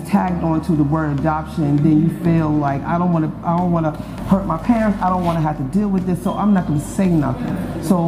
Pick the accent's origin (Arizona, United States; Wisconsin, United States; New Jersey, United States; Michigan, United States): New Jersey, United States; Teaneck; also born or lived in Harlem, New York / Petersburg, Virginia / Atlanta, Georgia; now in Greenville, United States; I'm from Harlem, New York, and I was raised in Teaneck, New Jersey.